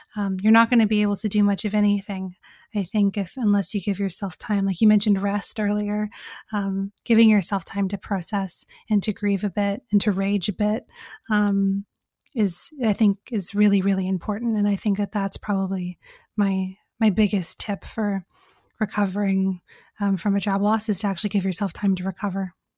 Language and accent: English; California, United States; moved away as an adult; now in England; I'm from California. I grew up there until I was twenty.